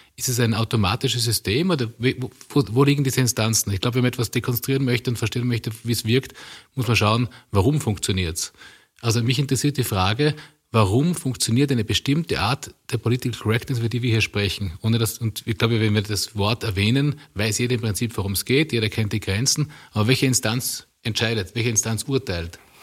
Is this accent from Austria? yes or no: yes; Tyrol, Austria; als ich als Kind aufgewachsen bin im konservativen Tirol